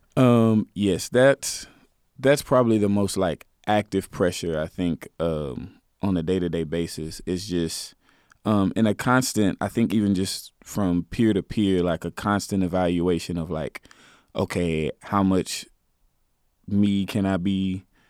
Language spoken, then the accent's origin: English; Garland, Texas, United States; I'm from Garland. I, I lived in that neighborhood.